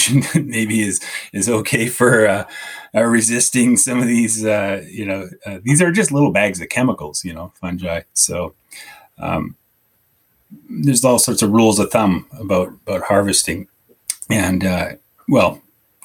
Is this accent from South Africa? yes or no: no; Southern Okanagan, British Columbia, Canada; I grew up in the Southern Okanagan